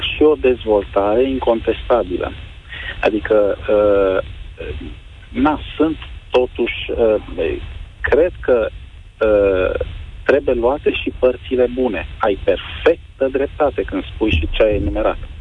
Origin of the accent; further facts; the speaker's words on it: Romania; m-am născut în România și sunt mândru de chestia asta